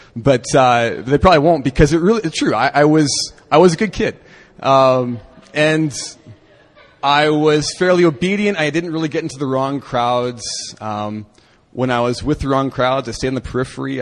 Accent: Canada; moved away; when I was growing up in Canada

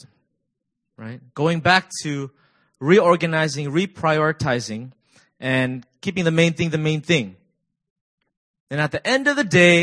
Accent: Virginia, United States; now in South Korea; I'm from Virginia, and I serve as the discipleship pastor

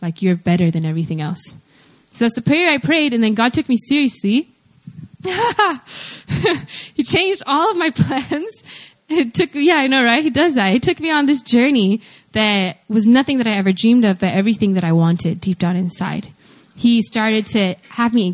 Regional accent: Pennsylvania, United States; also born or lived in Atlanta, Georgia, United States; I am from Pennsylvania in the United States, but I grew up in Atlanta, Georgia until I was 9 years old

